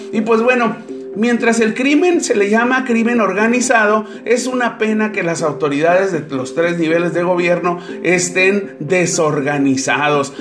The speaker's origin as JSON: {"language": "Spanish", "town": "Tijuana", "region": "Baja California", "country": "Mexico", "said": "Para todos aquellos que somos pobladores de Tijuana"}